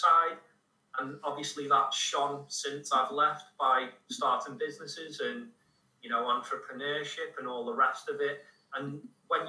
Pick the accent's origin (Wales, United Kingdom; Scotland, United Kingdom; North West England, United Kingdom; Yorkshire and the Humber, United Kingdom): North West England, United Kingdom; Liverpool; my hometown